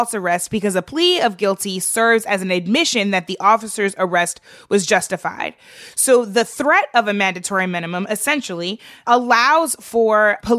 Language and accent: English; St. Louis, Missouri, United States; my hometown of St. Louis